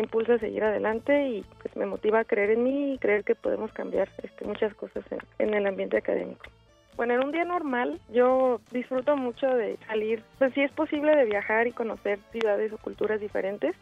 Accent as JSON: {"language": "Spanish", "country": "Mexico", "also_born_or_lived": "Morelia", "said": "siendo mexicano"}